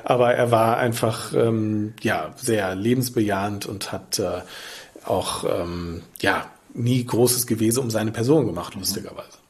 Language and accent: German; near the Ruhr area, North Rhine-Westphalia, Germany; now in Lübeck, Germany; in meiner Heimat in der Nähe des Ruhrgebiets